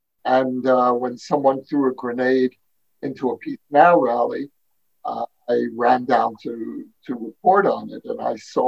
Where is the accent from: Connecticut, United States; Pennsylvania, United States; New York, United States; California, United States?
New York, United States; New York City; now in Israel; Brooklyn, New York, Borough Park, if you've heard of it.